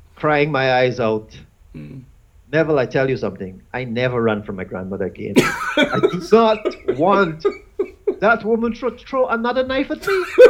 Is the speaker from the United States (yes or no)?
no; Guyana; I was born in Guyana. And in Guyana, we had Muslims, we had Hindus